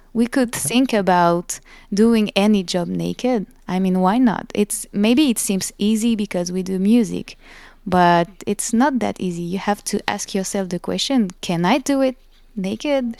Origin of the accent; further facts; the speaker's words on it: France; accent: French; English is a second language; my French accent